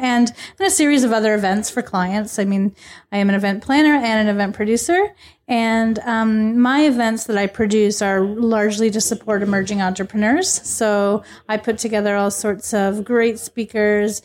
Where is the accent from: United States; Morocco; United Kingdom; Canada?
Canada; Niagara region, Ontario; that's where I'm from